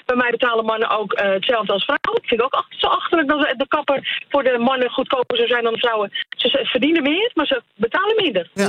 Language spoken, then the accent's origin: Dutch; Netherlands; als Nederlander